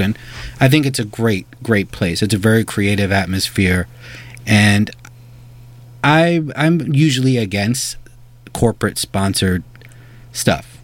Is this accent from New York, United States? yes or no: yes; New York, United States; I'm a New Yorker. I rep for New York